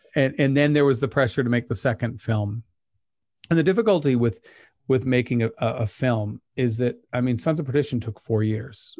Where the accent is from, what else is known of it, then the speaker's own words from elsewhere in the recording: Pleasant Grove, Utah, United States; I grew up in Pleasant Grove